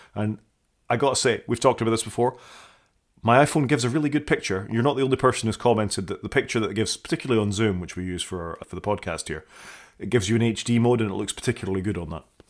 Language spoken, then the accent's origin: English; Scotland, United Kingdom; being a Scottish person